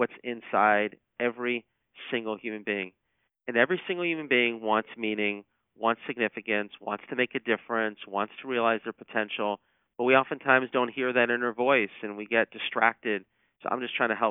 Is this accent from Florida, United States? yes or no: no; Atlanta, Georgia, United States; Atlanta, which is my hometown.